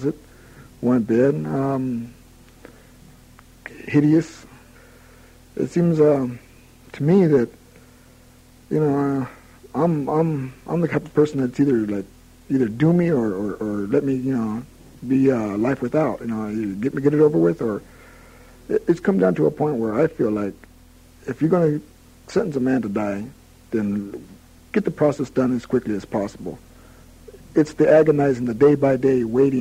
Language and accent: English; Sacramento, California, United States; now in San Quentin, United States; Sacramento wasn't such a bad place to be raised